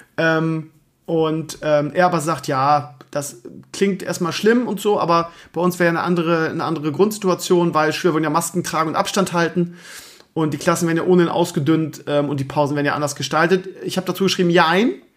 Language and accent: German; Bremen, Germany; also born or lived in Lower Saxony; now in Schleswig-Holstein, Germany; eigentlich bin ich ja Bremer aber eigentlich bin ich ja jetzt Niedersachse jetzt zehn Jahre jetzt bin ich ja Schleswig-Holsteiner